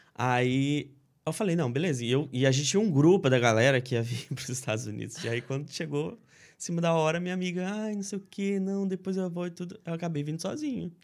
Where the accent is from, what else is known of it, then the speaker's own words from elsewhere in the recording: Linhares, Espírito Santo, Brazil; moved away as an adult; also born or lived in Cachoeiro de Itapemirim / Marataízes; now in United States; eu sou capixaba, sou do Espírito Santo